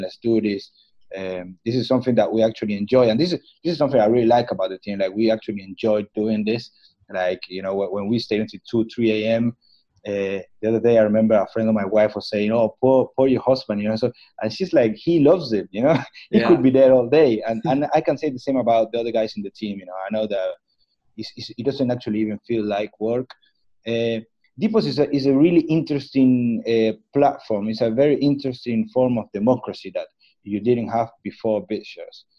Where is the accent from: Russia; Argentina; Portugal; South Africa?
Argentina; Patagonia; I'm actually from the Patagonia